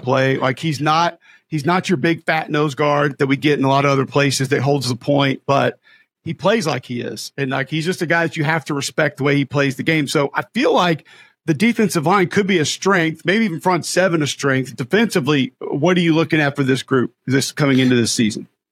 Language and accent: English; Homewood, Alabama, United States; growing up in Homewood, which is, like, three miles from Legion Field